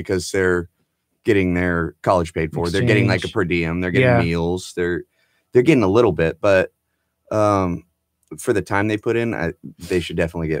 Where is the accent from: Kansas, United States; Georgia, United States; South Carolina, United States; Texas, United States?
Texas, United States; Friendswood; born or raised there